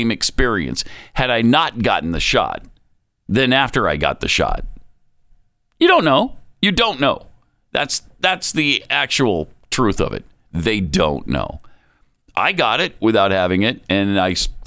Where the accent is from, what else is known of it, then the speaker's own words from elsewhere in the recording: Montana, United States; moved away; also born or lived in Utah; I grew up in Montana.